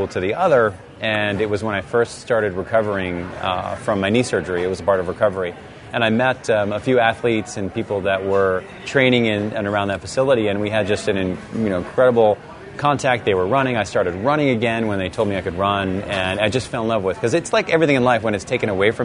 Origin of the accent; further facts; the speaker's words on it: East Coast, United States; moved away; I am originally from the East Coast